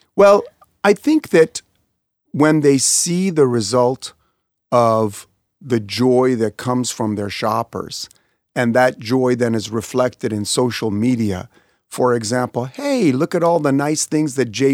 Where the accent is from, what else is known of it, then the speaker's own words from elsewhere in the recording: Kansas City, Missouri, United States; I was born in Kansas City